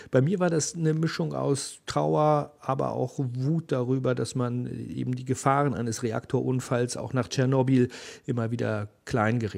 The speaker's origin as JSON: {"language": "German", "town": "Uelzen", "region": "Lower Saxony", "country": "Germany", "tie": "born or raised there", "said": "ich bin in Uelzen zur Schule gegangen. Das ist der Nachbarkreis vom Landkreis Lüchow-Dannenberg, also vom Wendland."}